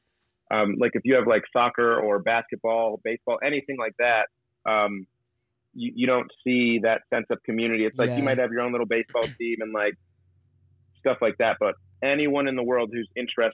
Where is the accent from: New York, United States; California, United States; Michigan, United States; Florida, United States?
Michigan, United States; Port Huron; being born and raised right here on Lake Huron